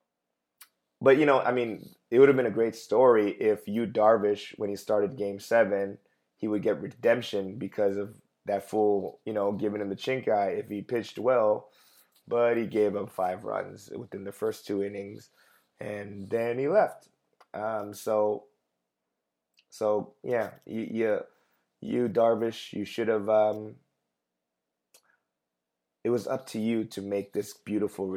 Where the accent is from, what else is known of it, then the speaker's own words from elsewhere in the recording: Los Angeles, California, United States; growing up in East LA when all the Mexican kids would call me chinito, chinito